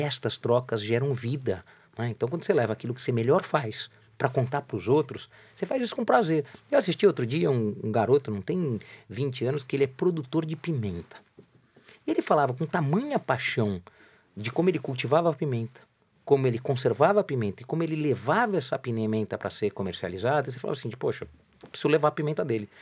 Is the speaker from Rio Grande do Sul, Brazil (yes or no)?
no; São Paulo, Brazil; eu nasci é, praticamente na Praça da República